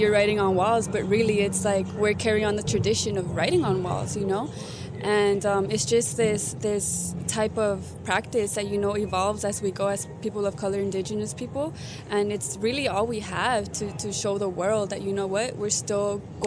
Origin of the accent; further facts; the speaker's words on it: Los Angeles, California, United States; I am from Tongvaland, Los Angeles